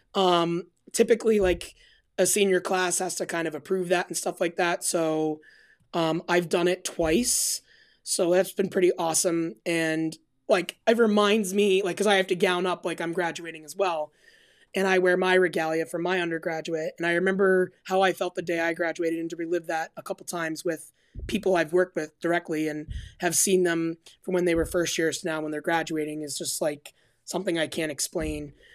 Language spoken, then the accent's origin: English; Albany, New York, United States; I am born and raised in Albany, New York